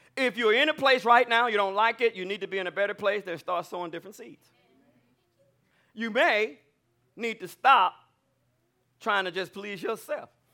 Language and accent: English; Alabama, United States; I'm from Alabama. I'm a good old country boy